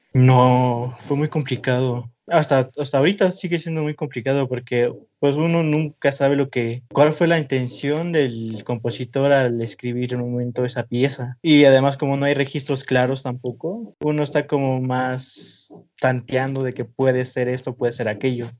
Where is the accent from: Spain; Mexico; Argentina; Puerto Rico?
Mexico; Oaxaca; now in Mexico City, Mexico; soy originario de un pueblo de Oaxaca, del estado de Oaxaca, y soy músico